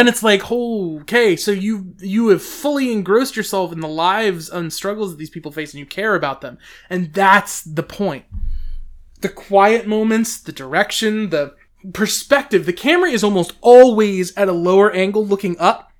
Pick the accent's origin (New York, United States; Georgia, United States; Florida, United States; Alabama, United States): Georgia, United States; the people that I've grown up knowing in Georgia